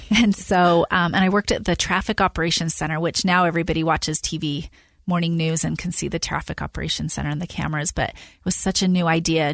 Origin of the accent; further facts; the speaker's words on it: West Valley City, Utah, United States; I grew up in West Valley City, Utah.